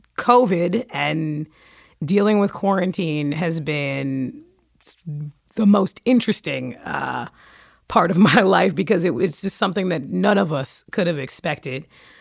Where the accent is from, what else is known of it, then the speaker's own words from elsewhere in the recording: New York City, New York, United States; I'm from Brooklyn.